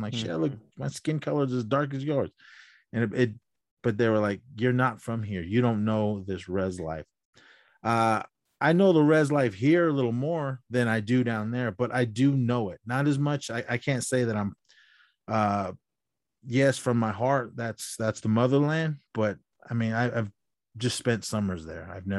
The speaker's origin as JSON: {"language": "English", "region": "California", "country": "United States", "tie": "born or raised there", "said": "I grew up in California my whole life."}